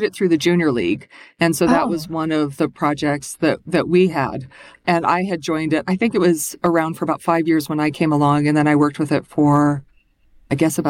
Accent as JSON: {"language": "English", "region": "Colorado", "country": "United States", "also_born_or_lived": "Minnesota", "moved": "as an adult", "said": "I'm originally from Colorado and I've been living in Minnesota"}